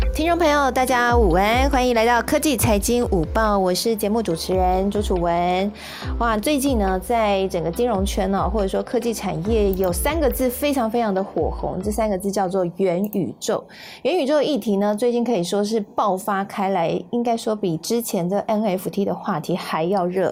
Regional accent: Kaohsiung, Taiwan; 我自己是男子的小朋友啦哈，我是小，应该说我是男子出生的小孩。那其实炼油厂也在我的老家附近

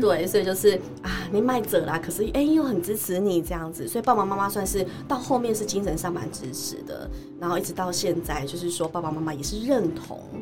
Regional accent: Chiayi, Chiayi City, Taiwan; 我虽然是嘉义人，但是其实我常常北中南跑

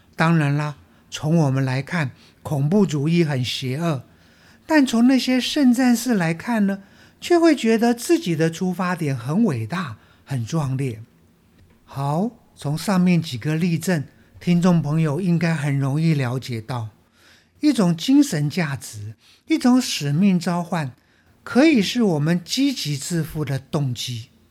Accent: Taiwan; 我们台湾话

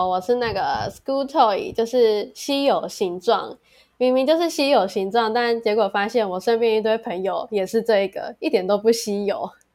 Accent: Kaohsiung, Taiwan; moved away; 身为高雄人，虽然现在不在高雄

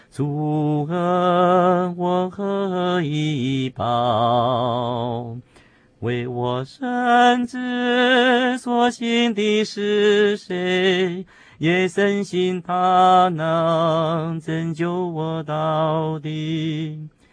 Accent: Taiwan; 另外在教会里面呢，啊，的成长过程，说起来是非常地感谢主啊，因为毕竟是在一个乡下地方啊，元首的教会就是乌龙教会

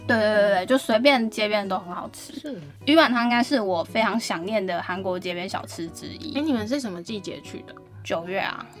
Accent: Taiwan; 我们台湾人

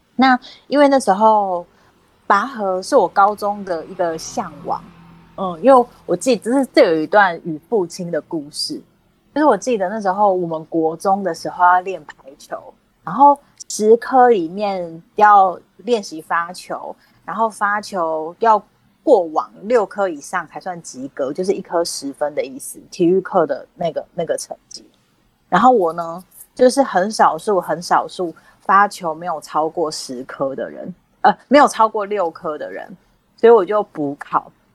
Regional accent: Kaohsiung, Taiwan; moved away; 偶尔回家，我不太常回，我是高雄人，我不太常回高雄

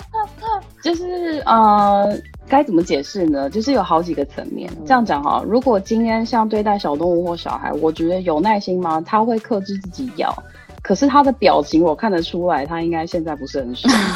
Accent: Taiwan; now in Tokyo, Japan; 我台湾人

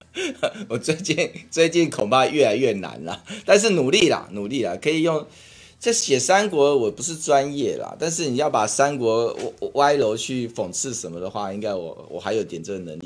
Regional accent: Taiwan; 我会说我是台湾人，我是中国人，我的中国是中华民国

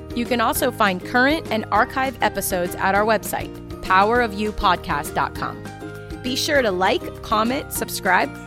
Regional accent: Ocala, Florida, United States; growing up in Ocala

